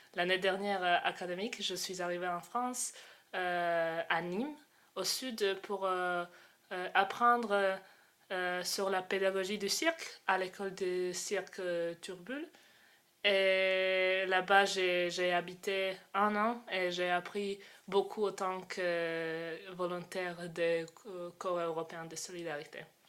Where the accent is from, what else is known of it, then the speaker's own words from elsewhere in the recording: Croatia; moved away; j'ai 20 ans et je viens de Croatie